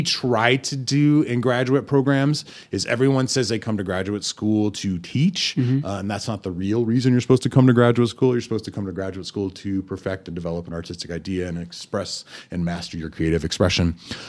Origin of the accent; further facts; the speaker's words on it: Germany; born there; also born or lived in Amarillo, United States; I took German, which I was born in Germany, and my mother was a German teacher, and that did not stick.